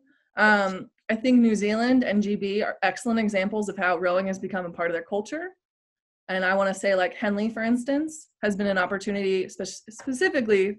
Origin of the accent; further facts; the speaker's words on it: San Diego, California, United States; when I was growing up in San Diego